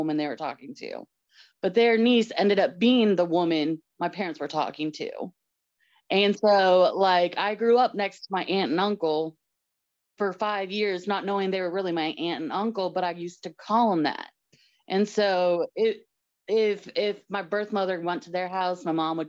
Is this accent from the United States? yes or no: yes; Georgia, United States; also born or lived in Kentucky; I was born in Kentucky and moved around a little bit as we grew up. My dad worked for IBM. So we didn't even think Georgia would be the resting spot. We just thought it was going to be a quick stop for a couple years and go on, but it ended up being home to us. I was like 7, so it ended up being the home.